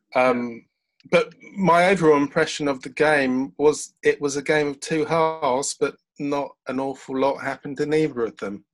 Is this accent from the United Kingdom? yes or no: yes; London, United Kingdom; now in Brighton, United Kingdom; I'm a Londoner, although I do live in Brighton, and I moved from London to Brighton 18 years ago now